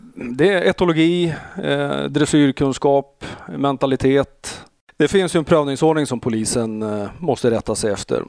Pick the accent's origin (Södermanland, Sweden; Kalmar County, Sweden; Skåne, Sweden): Södermanland, Sweden; Eskilstuna; moved away as an adult; also born or lived in Växjö; now in Stockholm, Sweden; jag är från Eskilstuna